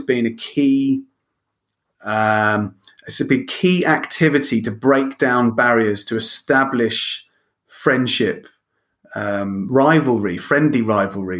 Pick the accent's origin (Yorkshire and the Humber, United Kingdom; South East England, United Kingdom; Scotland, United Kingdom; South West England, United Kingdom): South East England, United Kingdom; Lewes; moved away as an adult; also born or lived in Ireland / Spain / France / Italy; being born and bred in Lewis